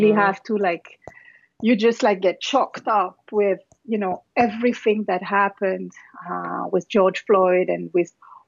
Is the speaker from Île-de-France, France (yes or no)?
yes; Paris, Île-de-France, France; moved away as an adult; also born or lived in New York, United States / Martinique; now in Los Angeles, United States; I was born in Paris, and it was just my parents and my brothers